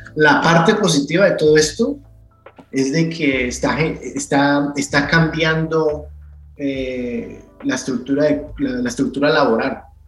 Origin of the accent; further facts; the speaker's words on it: Cali, Valle del Cauca, Colombia; moved away as an adult; now in United States; cuando estaba creciendo, creciendo en Santa Elena